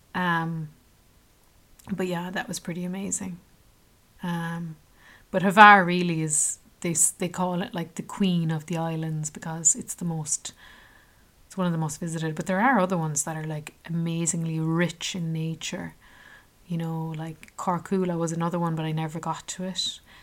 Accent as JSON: {"language": "English", "country": "Ireland", "said": "I was from Ireland"}